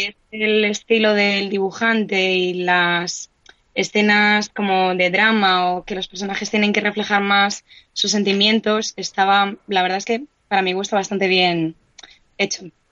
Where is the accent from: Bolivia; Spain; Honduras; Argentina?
Spain; Madrid, Community of Madrid; soy de aquí, nací aquí en Madrid, soy gato